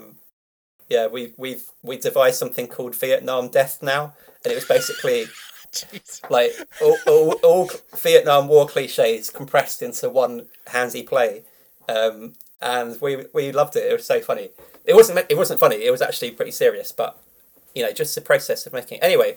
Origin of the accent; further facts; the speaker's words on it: London, United Kingdom; also born or lived in Tooting; I grew up in South London